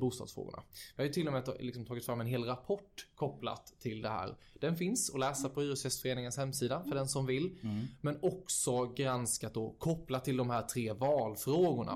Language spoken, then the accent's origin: Swedish; Växjö, Kronoberg County, Sweden; now in Stockholm, Sweden; flytta hem till Växjö, som mm. jag är från.